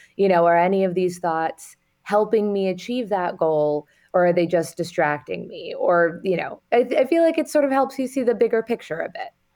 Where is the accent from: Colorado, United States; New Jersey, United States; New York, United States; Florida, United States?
New York, United States; New York City; I, I grew up in Manhattan